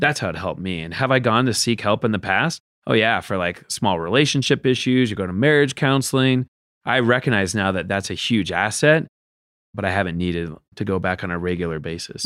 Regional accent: Seattle, Washington, United States; moved away; growing up in Seattle where I'm from

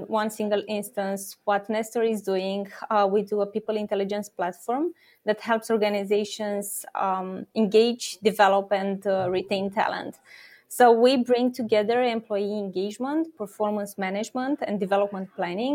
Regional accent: Romania; I'm born and raised in Romania

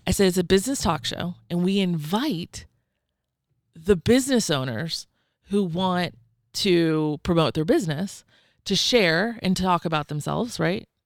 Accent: Georgia, United States; also born or lived in Atlanta, Georgia; I'm from Georgia. I lived in Atlanta when I shared that story, but I'm actually from a tiny, tiny town of six hundred

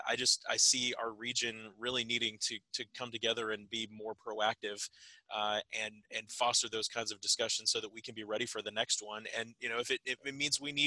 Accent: Parker, Texas, United States; I grew up in Parker, which is near Lucas

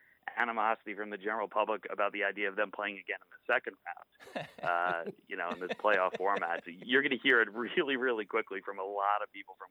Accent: Long Island, New York, United States; I live on Long Island now. I grew up on Long Island

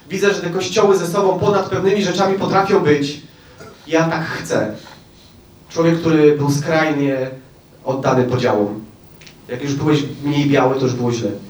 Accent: Oświęcim, Lesser Poland, Poland; born there; Przez moją siostrę, przez to, że się urodziłem w Oświęcimiu, przez to, że moja mama była przewodnikiem Auschwitz, przez wszystko.

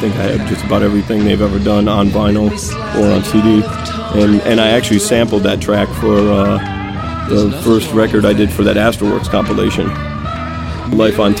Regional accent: Detroit, Michigan, United States; growing up in Detroit

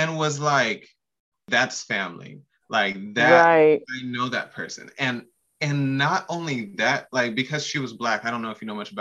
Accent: Pacific Northwest, United States; I am born and raised in the Pacific Northwest

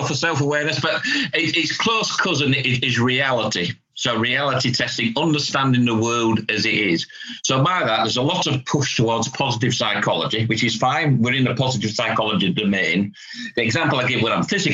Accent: Hull, Yorkshire and the Humber, United Kingdom; I'm from Hull, so it's a northern measure, a northern concept

